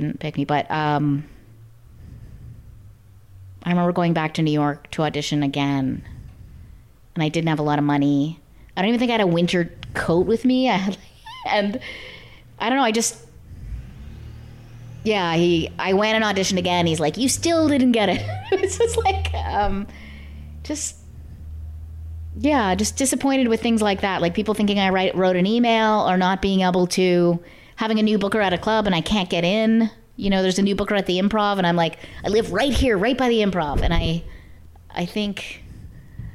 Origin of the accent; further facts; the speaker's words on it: Canada; moved away as an adult; now in Los Angeles, United States; as a Canadian